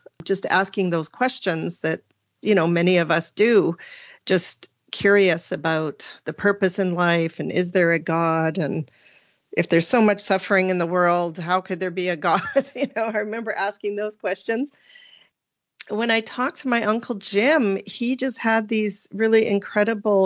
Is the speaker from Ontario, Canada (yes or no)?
no; Vernon, British Columbia, Canada; I call myself a BC girl, a British Columbia girl, because I was born and raised right in the Central Valley of the Okanagan in a place called Vernon